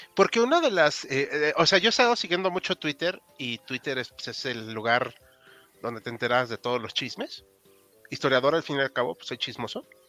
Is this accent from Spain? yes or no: no; Mexico; como mexicano